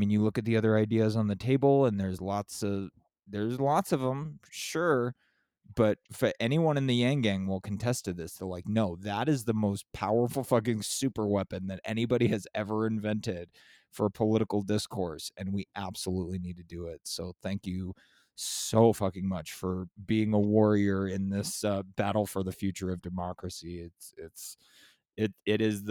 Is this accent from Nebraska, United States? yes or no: no; San Diego, California, United States; I'm from San Diego